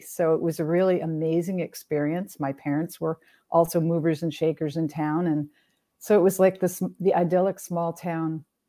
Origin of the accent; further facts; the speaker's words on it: Greenfield, Massachusetts, United States; I was born in Greenfield, Massachusetts, and life was rather idyllic back then, in the sense that, you know, we had a fantastic YMCA in our town